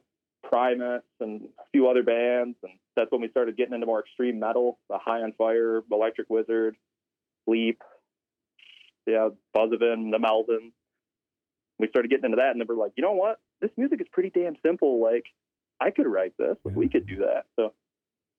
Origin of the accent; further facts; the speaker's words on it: Salamanca, New York, United States; also born or lived in Jamestown, New York; I grew up on the Allegheny Territory. Wolf Clan, I lived there my whole life until I went to college in Jamestown